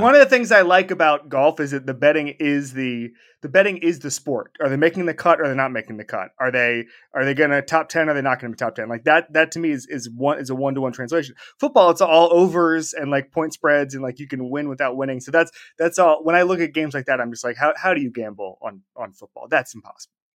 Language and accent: English; Orlando, Florida, United States; when I was growing up in Orlando.